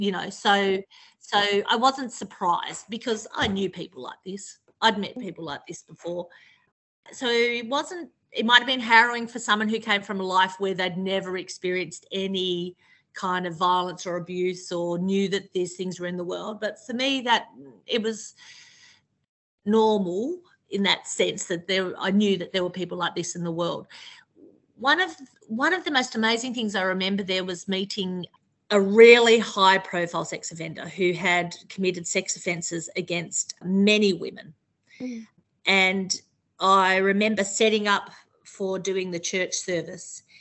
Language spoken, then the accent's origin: English; Tasmania, Australia; moved away as an adult; now in Melbourne, Australia; I grew up in Tasmania, but I've sort of lived in Melbourne since I was I moved here in my early 20s